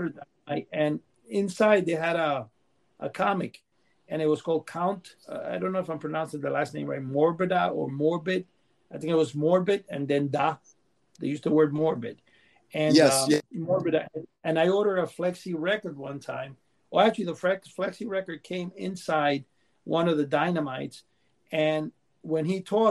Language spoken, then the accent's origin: English; New York City, New York, United States; English is a second language; also born or lived in Cuba; I grew up in Manhattan.